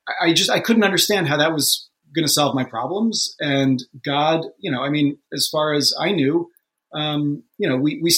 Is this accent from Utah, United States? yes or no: no; New York, United States; I grew up just outside of New York City. In the suburbs